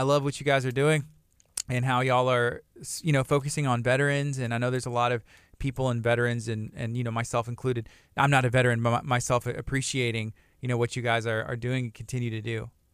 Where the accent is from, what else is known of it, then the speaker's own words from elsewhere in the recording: Angleton, Texas, United States; also born or lived in Lake Jackson, Texas / Lamarque, Texas; I was born in Lake Jackson, uh, grew up in Angleton off of Mulberry